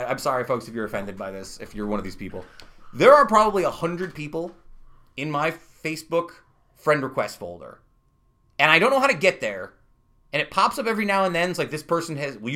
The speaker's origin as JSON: {"language": "English", "region": "New York", "country": "United States", "said": "I'm from New York."}